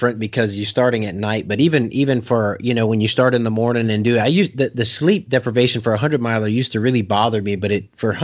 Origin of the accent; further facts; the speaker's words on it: South Louisiana, United States; now in Oklahoma, United States; I'm from South Louisiana with the humidity and everything else